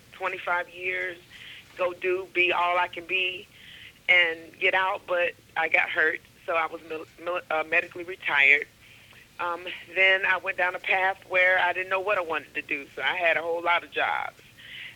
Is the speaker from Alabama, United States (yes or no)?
yes; Coaling, Alabama, United States; also born or lived in Tuscaloosa, Alabama; now in Huntsville, United States; I grew up in Coaling, Alabama. That's close to Vance, where now Mercedes-Benz is made very, very popular. So that is where I was born and raised